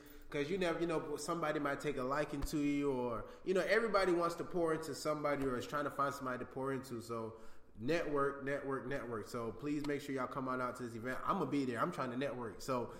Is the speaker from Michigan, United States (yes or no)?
no; New York City, New York, United States; now in Georgia, United States; I'm from Brooklyn, New York.